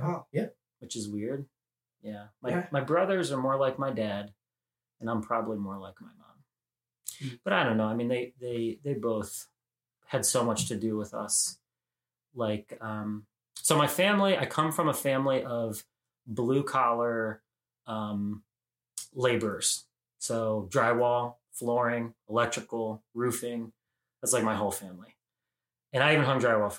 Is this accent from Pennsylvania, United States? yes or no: no; Elyria, Ohio, United States; West of Cleveland, Elyria, Ohio. Born and raised on the south